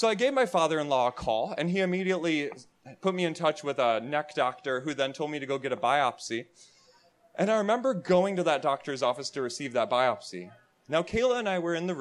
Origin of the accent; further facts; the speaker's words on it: Wisconsin, United States; moved away; I'm from Wisconsin originally